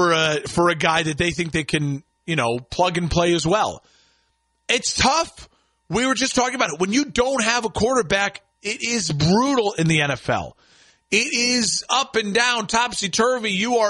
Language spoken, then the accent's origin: English; Chicago, Illinois, United States; as Chicago's dying the river green in my hometown